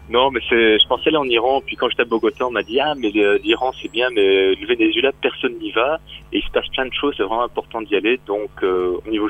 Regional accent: Brussels, Belgium; born there; Je suis un vrai Français, né à Bruxelles. Donc je suis né expat, moi.

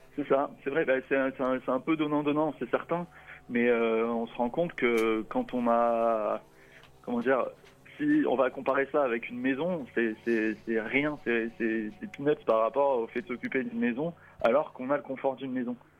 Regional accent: France; on est français, franco-français

